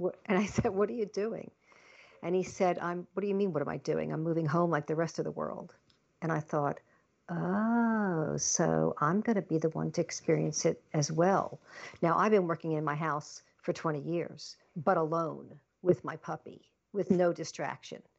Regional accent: Long Island, New York, United States; also born or lived in Baltimore, Maryland; I was born in Baltimore, Maryland, but I grew up in Long Island, New York.

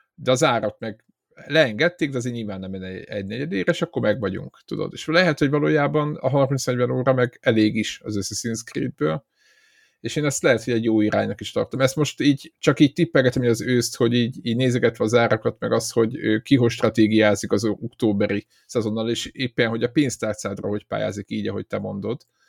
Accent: Szeged, Csongrád-Csanád, Hungary

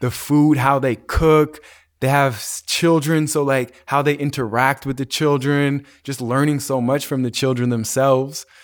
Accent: Calgary, Alberta, Canada; my cousin that I grew up with in Calgary

